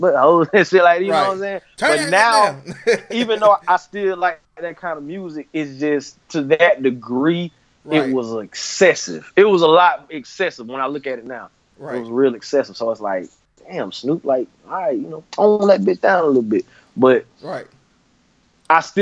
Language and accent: English; the South, United States; I'm from the South